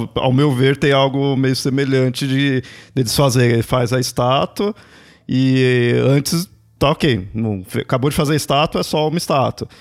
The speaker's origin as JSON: {"language": "Portuguese", "region": "São Paulo", "country": "Brazil", "tie": "born or raised there", "said": "nunca saí aqui de São Paulo"}